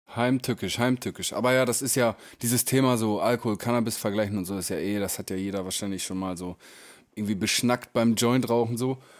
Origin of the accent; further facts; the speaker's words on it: Emsland, Lower Saxony, Germany; wir kommen ja beide aus dem Emsland